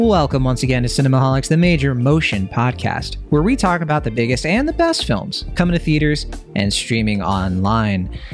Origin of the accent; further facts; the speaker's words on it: Virginia, United States; now in Bay Area, United States; I'm from Virginia.